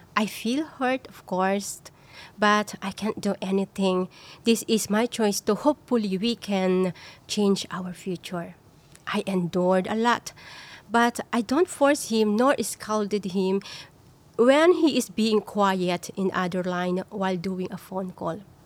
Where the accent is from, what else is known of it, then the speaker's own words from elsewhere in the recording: Philippines; moved away as an adult; now in Singapore; I'm from the Philippines and a foreign domestic workers for 10 years here in Singapore